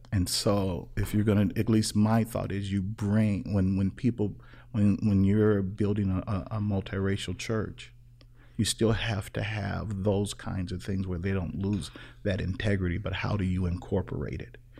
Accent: Chicago, Illinois, United States; Growing up in Chicago, I interacted with all kinds of people

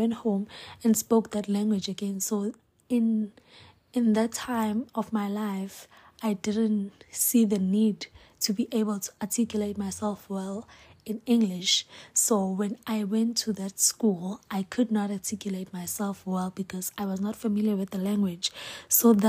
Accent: Hammarsdale, KwaZulu-Natal, South Africa; I'm from Hemsdel, Esankonje. That is where I was born and raised

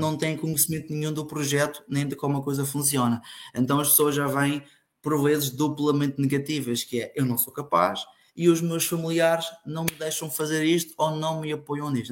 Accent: Funchal, Madeira, Portugal; sou natural do Funchal, da Madeira

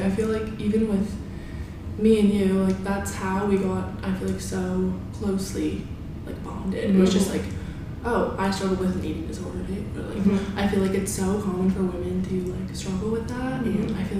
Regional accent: Halifax, Nova Scotia, Canada; My hometown.

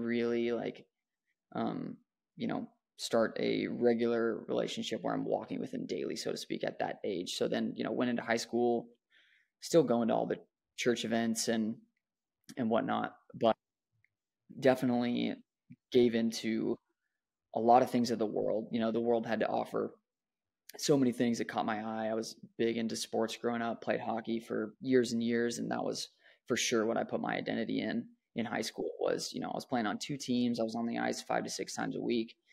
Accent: Dallas, Texas, United States; I was born in the Dallas, Texas area to two awesome parents

